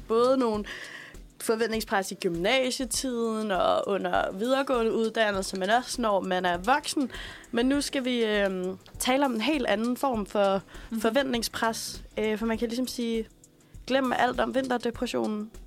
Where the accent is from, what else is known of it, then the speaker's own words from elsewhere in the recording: Aalborg, North Denmark Region, Denmark; moved away; jeg kommer fra Aalborg